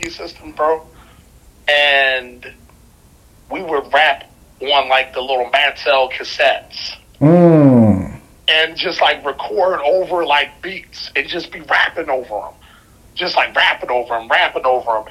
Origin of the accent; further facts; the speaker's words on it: Philadelphia, Pennsylvania, United States; I'm from West